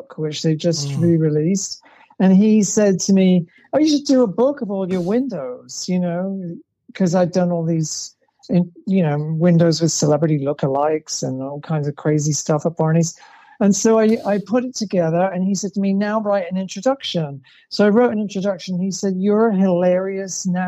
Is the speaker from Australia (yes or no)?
no; England, United Kingdom; moved away; growing up in England, I was sort of drowning in drag